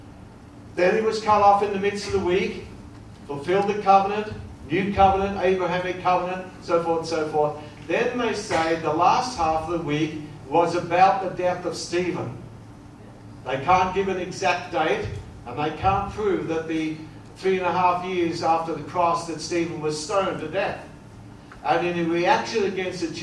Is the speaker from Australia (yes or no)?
yes; Australia; being an Australian